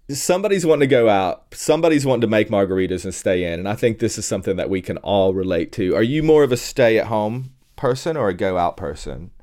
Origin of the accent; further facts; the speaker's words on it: Tennessee, United States; moved away; I'm originally from Tennessee